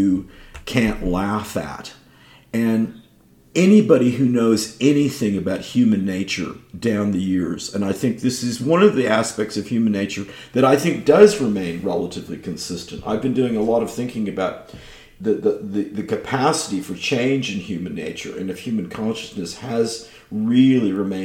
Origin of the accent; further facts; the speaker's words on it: California, United States; it's my home state where I was born